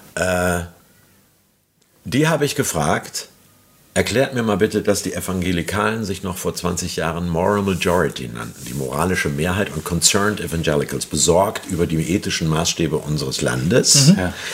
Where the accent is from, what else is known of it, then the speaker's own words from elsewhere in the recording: Hamburg, Germany; muss ich als Hamburger sagen